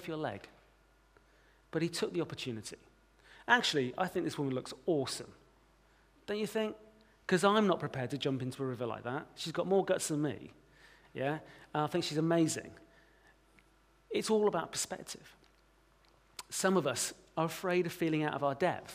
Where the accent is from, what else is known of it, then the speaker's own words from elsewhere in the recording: United Kingdom; As British Christians